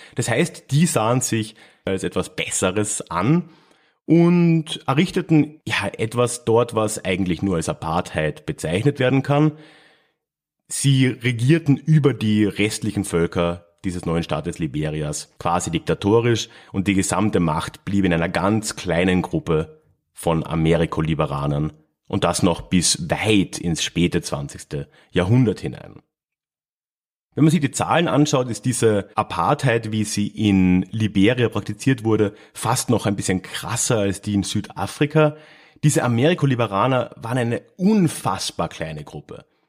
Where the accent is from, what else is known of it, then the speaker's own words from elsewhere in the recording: Villach, Carinthia, Austria; moved away; in meiner alten Heimatstadt Villach in Kärnten